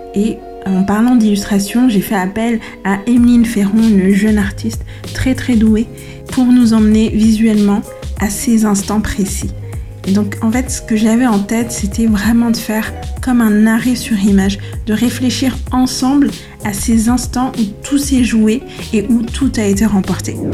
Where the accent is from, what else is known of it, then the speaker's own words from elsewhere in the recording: Madagascar; je suis malgache